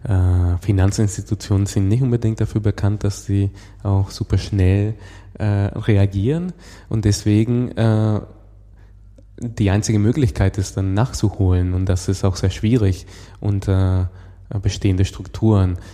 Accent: Venezuela; moved away; ich komme, wie gesagt, aus Venezuela

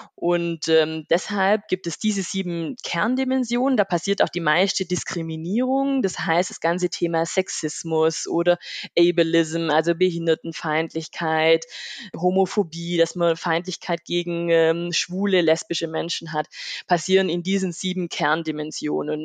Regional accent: Rottweil district, Baden-Württemberg, Germany; Ich komme aus dem Landkreis Rottweil, aus einem kleinen ähm, Dorf mit 1000, 1000 Seelen

